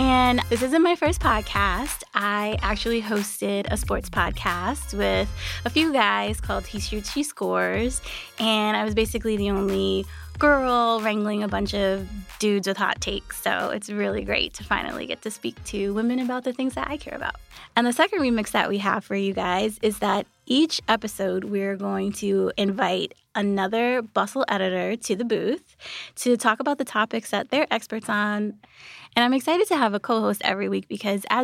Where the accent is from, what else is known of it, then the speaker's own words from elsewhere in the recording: New York, United States; I am a lifelong native New Yorker.